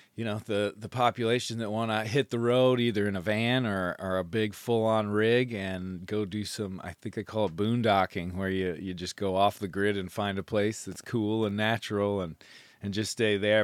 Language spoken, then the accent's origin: English; Michigan, United States; also born or lived in Maine; I'm from Michigan